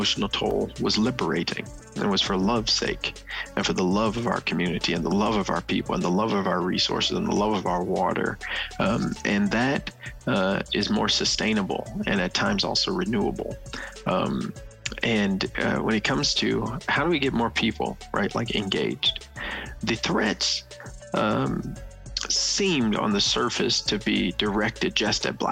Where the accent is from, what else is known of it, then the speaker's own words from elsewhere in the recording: Memphis, Tennessee, United States; moved away as an adult; also born or lived in Boston; I moved from Boston back home to Memphis